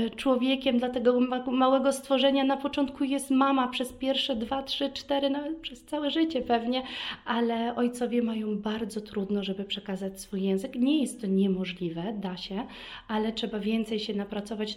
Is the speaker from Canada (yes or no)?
no; Vienna, Austria; Polish is a second language; also born or lived in Kraków, Poland / Warsaw, Poland; urodziłam się e, w Wiedniu